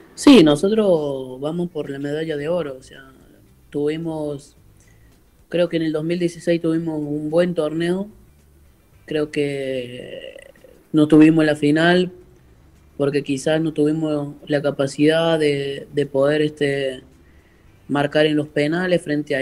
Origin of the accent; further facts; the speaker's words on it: Córdoba, Argentina; moved away as an adult; now in Santa Fe, Argentina; soy cordobés, pero vivo en Santa Fe hace cuatro años, hace dos años